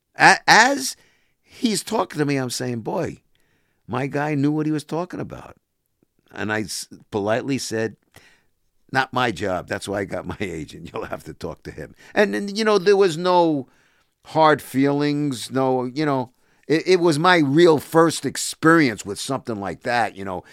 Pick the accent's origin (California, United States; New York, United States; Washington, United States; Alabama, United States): New York, United States; New York area, United States; moved away as an adult; also born or lived in Toronto; I came back from Toronto, uh, came home to the New York area in eighty-eight